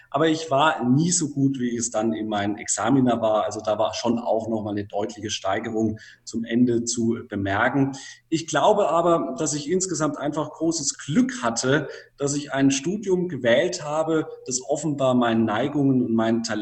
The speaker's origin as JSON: {"language": "German", "town": "Würzburg", "region": "Bavaria", "country": "Germany", "tie": "born or raised there", "said": "Geboren wurde ich 1988 in Würzburg, bin dann dort auch im Landkreis Würzburg aufgewachsen, habe dann 2007 in Würzburg mein Abitur abgelegt."}